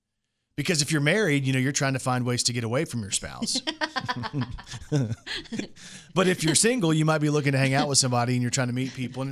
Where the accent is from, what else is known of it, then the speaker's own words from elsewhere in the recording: Plano, Texas, United States; That's my hometown.